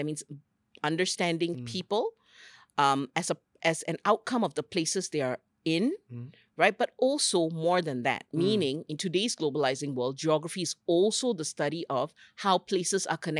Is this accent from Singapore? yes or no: yes; Singapore; I'm a Singaporean from a very small island who had big dreams and wanted to learn about the world, right?